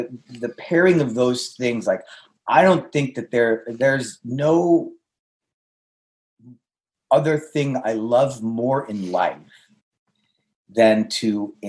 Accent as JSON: {"language": "English", "country": "India", "said": "in my home, when I was growing up, I'm Indian, and, you know, food is love."}